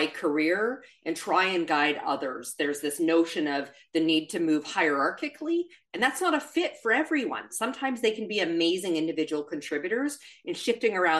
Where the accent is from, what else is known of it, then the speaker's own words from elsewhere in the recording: Canada; accent: Canadian; moved away; I'm originally Canadian. You'll hear a tiny bit of the accent pop out.